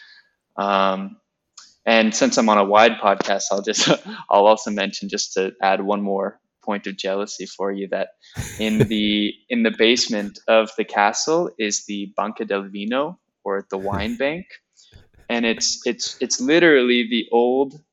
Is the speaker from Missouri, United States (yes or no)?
no; Pleasanton, California, United States; moved away as an adult; also born or lived in Virginia; now in Italy; I grew up in the East Bay in a small town called Pleasanton